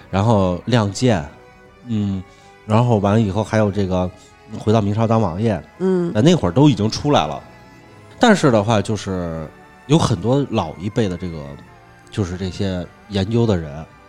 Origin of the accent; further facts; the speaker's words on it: Hunan, China; 咱们湖湘文化似的，是耕读，我一边耕种一边读书这种